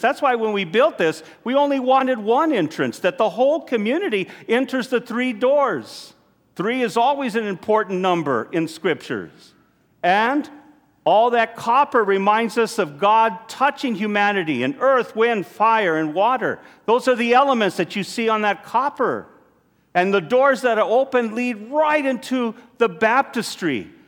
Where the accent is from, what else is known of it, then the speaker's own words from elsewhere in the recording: United States; as American Catholics here